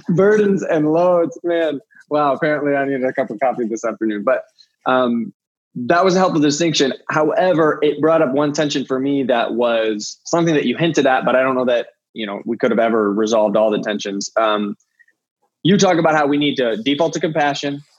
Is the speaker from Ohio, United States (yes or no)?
yes; Ohio, United States; moved away; we're both from Ohio